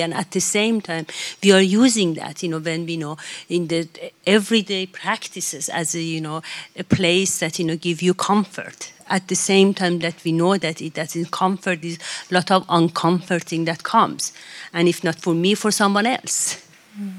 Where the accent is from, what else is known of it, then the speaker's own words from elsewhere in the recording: Tehran, Tehran Province, Iran; now in Sweden; as somebody who come from the capital and was born in Tehran